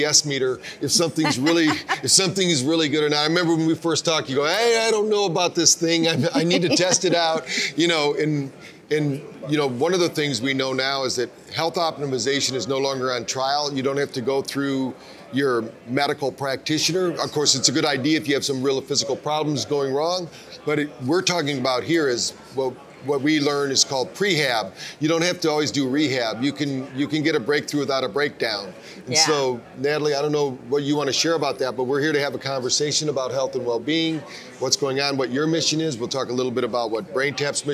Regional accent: Battle Creek, Michigan, United States; I grew up in my hometown of Battle Creek, Michigan.

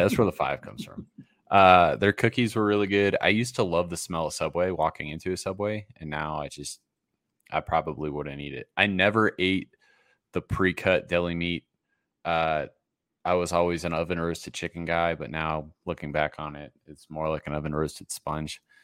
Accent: Massachusetts, United States; moved away as an adult; also born or lived in Rhode Island; growing up in Massachusetts, going to school on Rhode Island, uh, living the first twenty-two years of my life in that part of the country

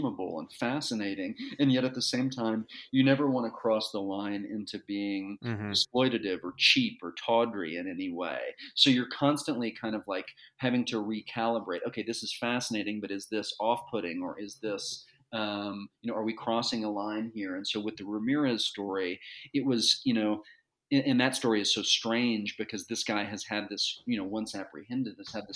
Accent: Dallas, Texas, United States; I grew up in Dallas, Texas, and my dad was in the district attorney's office

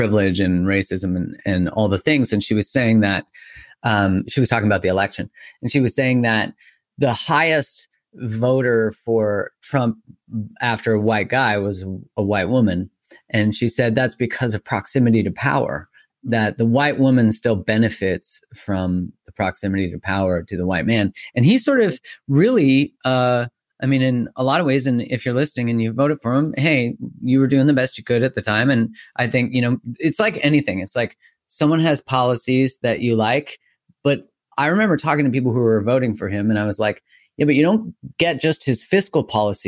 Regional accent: Canada; I'm Canadian

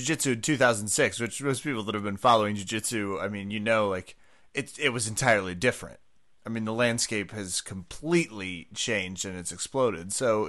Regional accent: Kansas, United States; now in Washington, DC, United States; I'm on the East Coast. I'm in DC now. I'm from Kansas originally.

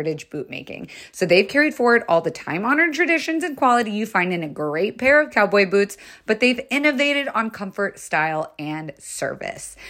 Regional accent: Florida, United States; I was raised in Florida

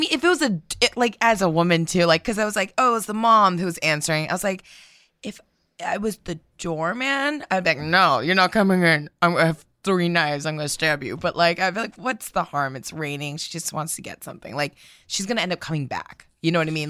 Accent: United States; we are americans

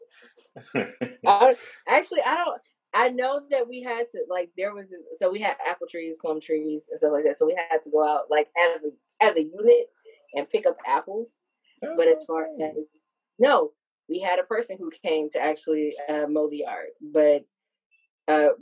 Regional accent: Hercules, California, United States; moved away; I grew up in the Bay Area, California

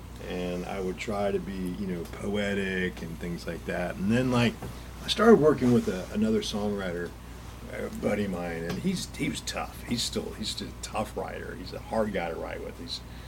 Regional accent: Atlanta, Georgia, United States; I grew up in Atlanta.

